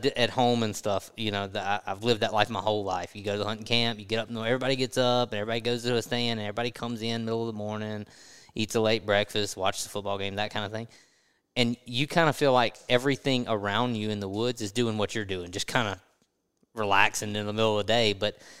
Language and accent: English; Mississippi, United States; Mississippi and Louisiana are very similar, and I grew up in Mississippi, but I've been in Louisiana for a long time